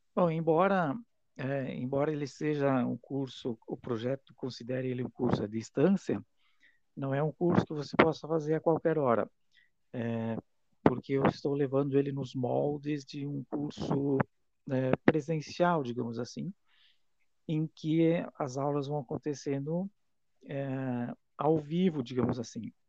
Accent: Itaiópolis, Santa Catarina, Brazil; now in Rio do Sul, Brazil; sou natural da cidade de Itaió e eu moro em Rio do Sul há muito tempo já

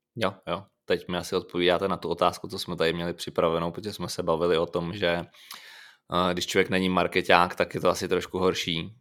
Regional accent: Liberec, Liberec Region, Czechia; já jsem původem z Liberce

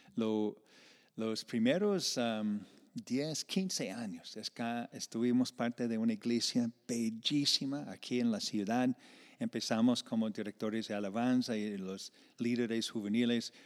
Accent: Iowa, United States; moved away as an adult; now in Medellín, Colombia; yo vengo de una parte de Iowa como de agricultura y, fincas y vacas

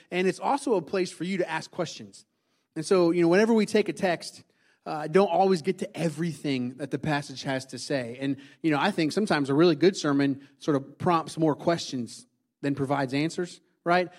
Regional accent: Indiana, United States; moved away; I grew up in Indiana

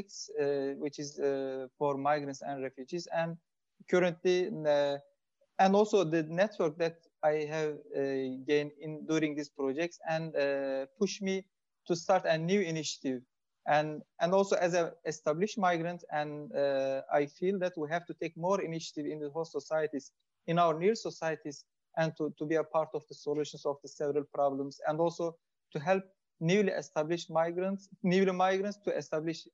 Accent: Turkey; moved away as an adult; now in Belgium; I am from Turkey, and since 2015, I have been living in Belgium.

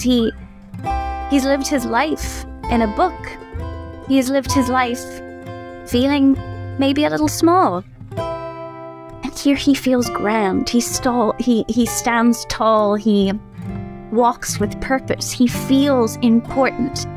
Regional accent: Ireland; I grew up in Ireland.

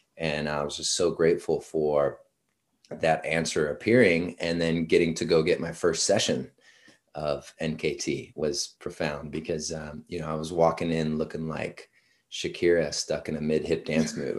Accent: Washington, United States; moved away as an adult; also born or lived in San Diego; originally from Washington State.

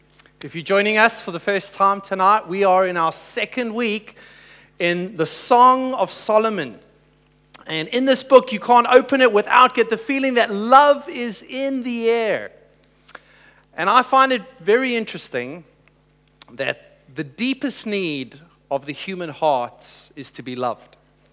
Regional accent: Hong Kong; now in Adelaide, Australia; And so I just said we're new to Adelaide, and we're originally from Hong Kong.

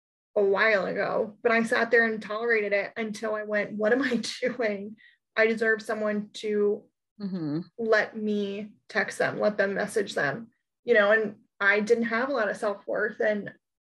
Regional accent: New York, United States; as a New Yorker

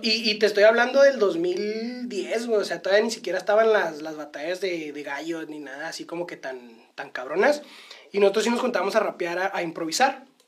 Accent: northern Mexico, Mexico; como buenos norteños

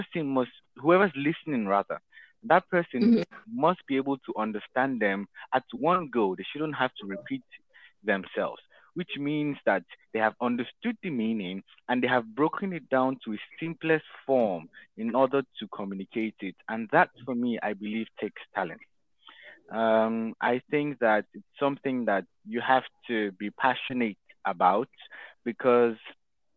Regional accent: Benin; moved away; also born or lived in Nigeria; I'm a Nigerian born in Nigeria. Spent most of my childhood years in the Republic of Benin.

